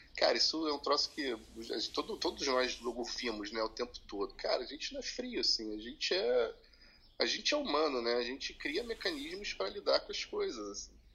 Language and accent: Portuguese; Teresópolis, Rio de Janeiro, Brazil; moved away; passei grande parte da minha infância em Teresópolis